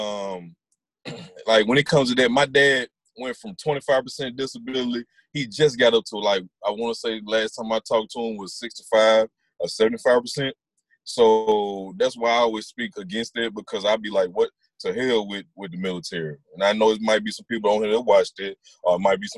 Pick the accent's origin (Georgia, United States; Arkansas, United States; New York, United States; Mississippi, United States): Mississippi, United States; Attala County; also born or lived in Jackson, Mississippi; I was born in Jackson, Mississippi. I was raised in homes in Atala County